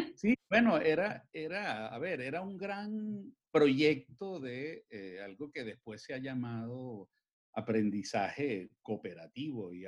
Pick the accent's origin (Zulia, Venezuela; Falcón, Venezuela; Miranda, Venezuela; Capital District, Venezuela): Capital District, Venezuela; Caracas; yo soy un caraqueño que creció en Caracas, que vivió y creció en Caracas.